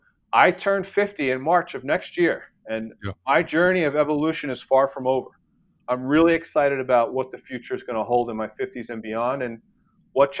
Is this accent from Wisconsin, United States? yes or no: no; New York City, New York, United States; moved away as an adult; now in Austin, United States; I grew up in New York